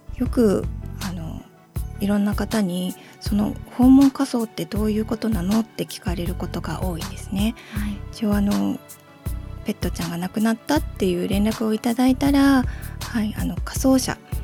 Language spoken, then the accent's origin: Japanese; Sendai, Miyagi, Japan; 生まれも育ちも仙台なので